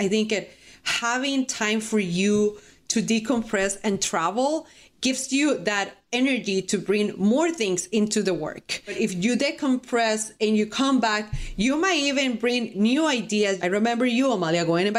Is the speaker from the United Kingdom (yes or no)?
no; Costa Rica; English is a second language; moved away as an adult; I'm from Costa Rica